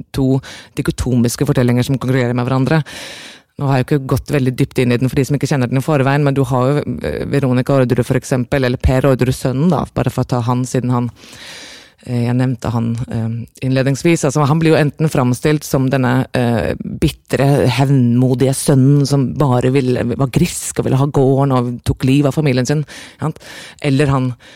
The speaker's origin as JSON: {"language": "Norwegian", "country": "Norway", "also_born_or_lived": "Aarhus, Denmark", "moved": "yes", "said": "jeg var norsk"}